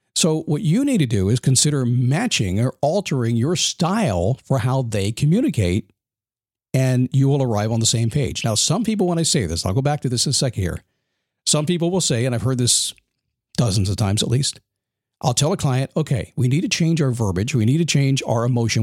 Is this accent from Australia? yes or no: no; United States; I'm American